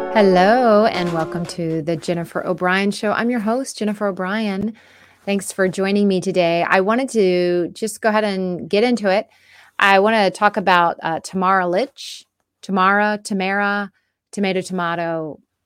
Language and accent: English; United States; us as the American people